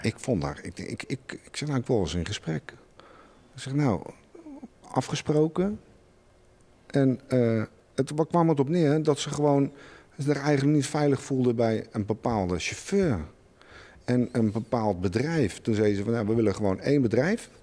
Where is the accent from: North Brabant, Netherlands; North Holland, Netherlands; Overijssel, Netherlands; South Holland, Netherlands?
South Holland, Netherlands; Schiedam; bij ons in Schiedam